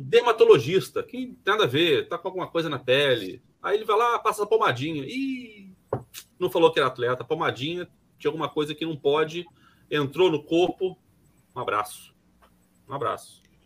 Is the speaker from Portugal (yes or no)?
no; Brazil; eu me incluo nesse pacote, tá, como, como brasileiro